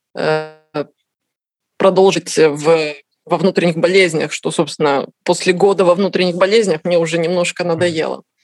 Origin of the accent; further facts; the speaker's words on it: Kazakhstan; moved away as an adult; now in Tuscany, Italy; Родилась в Казахстане, э, закончила институт в Казахстане.